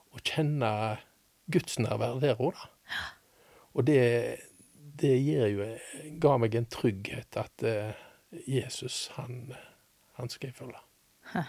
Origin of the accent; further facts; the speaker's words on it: Haugesund, Rogaland, Norway; also born or lived in Liverpool; Jeg er født i Haugesund